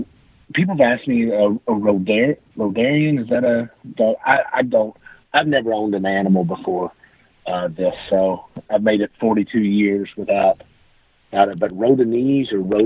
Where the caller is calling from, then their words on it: Owensboro, Kentucky, United States; Owensboro, Kentucky.